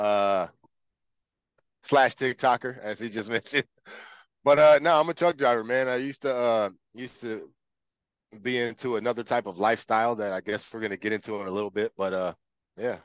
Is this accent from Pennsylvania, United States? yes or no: no; Los Angeles, California, United States; also born or lived in Palmdale, California; I was born in Los Angeles at the USC Medical Center. I grew up in South Central, South LA for about half of my life. And then my family moved to, it was my mom and my stepdad, moved to Palmdale